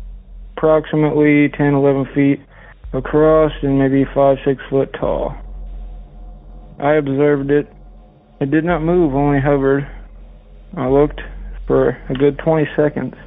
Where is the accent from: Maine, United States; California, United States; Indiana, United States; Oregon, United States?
Indiana, United States; Flat Rock; my hometown of Flat Rock, where I currently reside